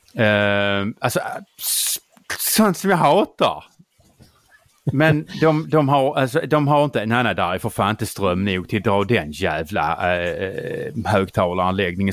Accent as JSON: {"language": "Swedish", "region": "Skåne", "country": "Sweden", "tie": "born or raised there", "said": "mitt hem och min hembygd"}